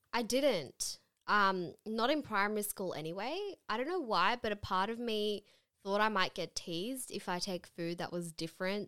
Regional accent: Sydney, New South Wales, Australia; we're from Sydney in Australia.

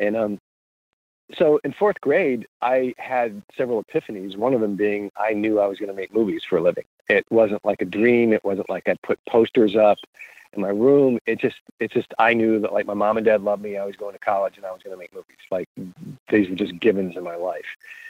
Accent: Columbia, South Carolina, United States; moved away as an adult; also born or lived in Los Angeles; now in South Carolina, United States; the University of South Carolina in my hometown had one of the finest journalism schools in the nation.

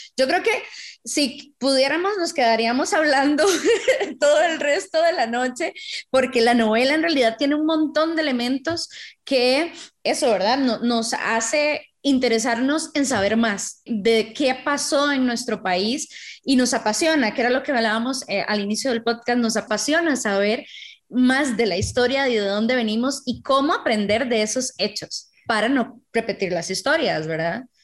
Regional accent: Tres Ríos, Cartago, Costa Rica; ambas somos de Tres Ríos.

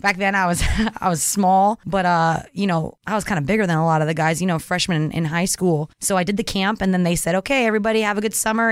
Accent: Orange County, California, United States; I grew up in Orange County, and my high school soccer was very competitive

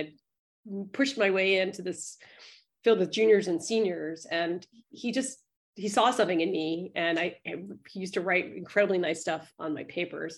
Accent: New York City, New York, United States; I grew up in the East Village.

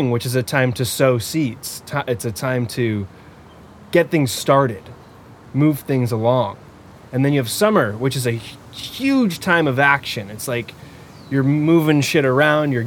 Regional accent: United States; I'm also not from Hungary, so I'm American.

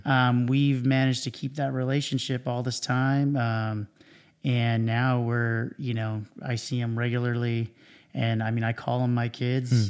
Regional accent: Cypress, California, United States; also born or lived in Huntington Beach, California; I grew up in Orange County. I, um, was, um, pretty much grew up in Cyprus my whole life.

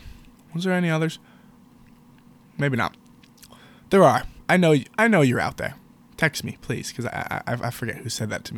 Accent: Montgomery County, Maryland, United States; I'm from MoCo.

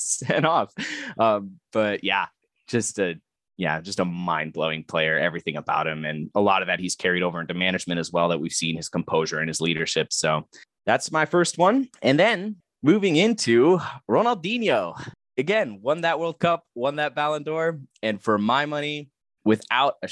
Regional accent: Germany; Growing up in Germany

